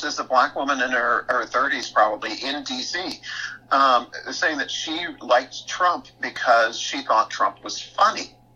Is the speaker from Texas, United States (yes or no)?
yes; East Texas, United States; the society that I grew up in East Texas